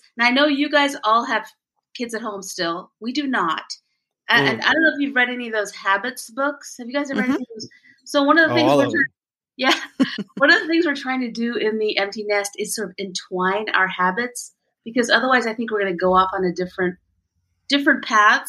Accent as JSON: {"language": "English", "country": "India", "tie": "born or raised there", "moved": "yes", "said": "I was born in India"}